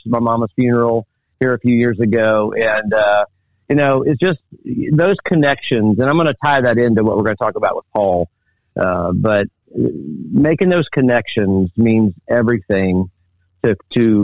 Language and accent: English; Indianapolis, Indiana, United States; moved away; I grew up in Indianapolis